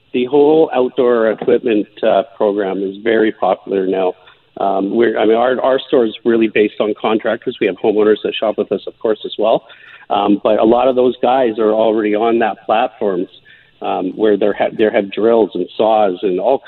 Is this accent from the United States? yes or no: no; Vancouver Island, British Columbia, Canada; I'm from Vancouver Island